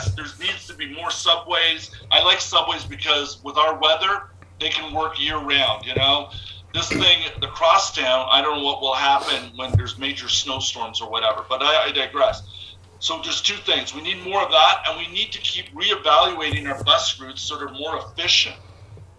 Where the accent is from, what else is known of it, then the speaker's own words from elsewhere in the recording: Montreal, Quebec, Canada; now in Toronto, Canada; I'm from Montreal originally, whatever. But so I've moved to Toronto back in 1990s